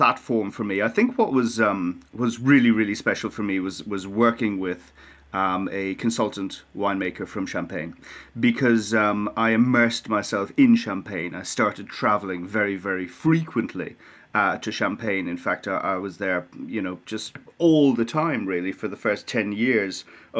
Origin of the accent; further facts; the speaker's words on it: Ireland; I think maybe being Irish and being a bit of a stranger in England, an outsider in England, made me very, very well received in France.